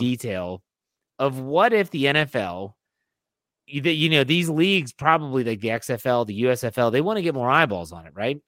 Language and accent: English; Wheeling, West Virginia, United States; I grew up in Wheeling, West Virginia